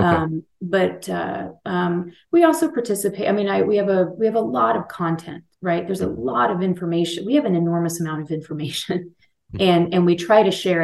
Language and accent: English; Texas, United States; moved away as an adult; also born or lived in Colorado; This is my home state